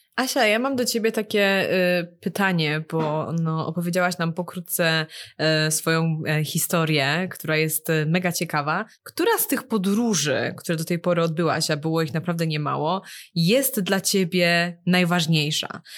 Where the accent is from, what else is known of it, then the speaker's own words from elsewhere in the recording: Poland; now in Shanghai, China; pochodzimy z zupełnie innych miejsc w Polsce